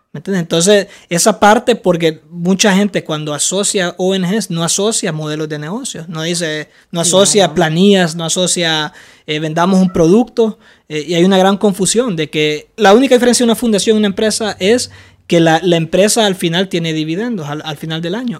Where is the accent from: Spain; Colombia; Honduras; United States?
Honduras; yo vengo de Honduras